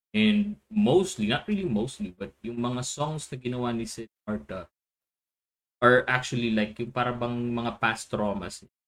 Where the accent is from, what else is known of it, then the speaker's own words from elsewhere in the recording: Philippines; as a Filipino, as a Pinoy